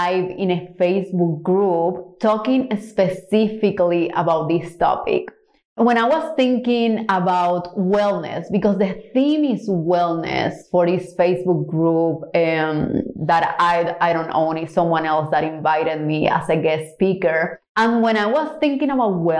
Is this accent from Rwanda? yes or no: no; Cuba; now in Houston, United States; I'm from Cuba originally